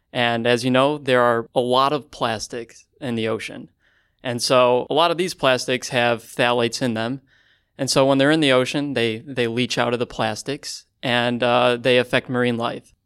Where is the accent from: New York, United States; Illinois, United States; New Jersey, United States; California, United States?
Illinois, United States; Chicago; I'm from Chicago, Illinois